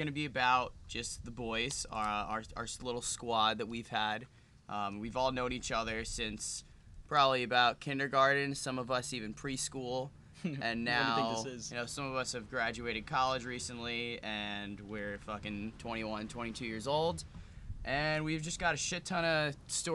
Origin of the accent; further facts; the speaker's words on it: Long Island, New York, United States; we're all from Long Island